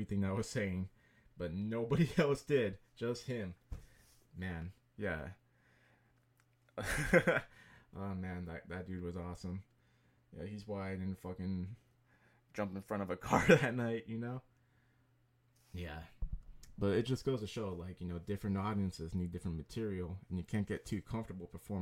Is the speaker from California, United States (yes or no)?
yes; San Jose, California, United States; born and raised in San Jose, did the majority of my stuff in San Jose